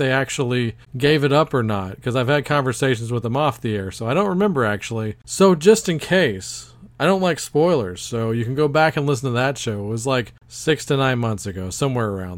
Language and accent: English; Texas, United States; my home state of Texas